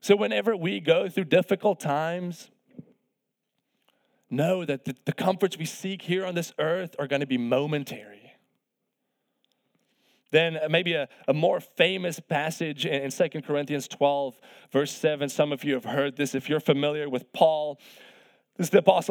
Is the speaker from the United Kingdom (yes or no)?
no; South Africa; moved away as an adult; I'm from South Africa, of course, originally. I came here on a golf scholarship to play college golf